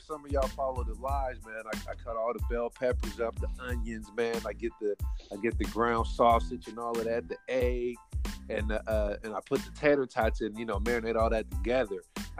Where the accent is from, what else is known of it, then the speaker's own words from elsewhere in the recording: Fort Wayne, Indiana, United States; when I grew up in Fort Wayne, so I was a Centennial. So we moved like to three apartments